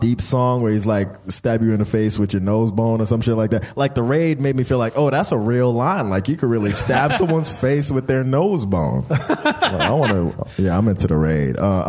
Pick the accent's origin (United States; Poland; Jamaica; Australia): Jamaica; Also, I'm Jamaican. You know, like, man, we don't.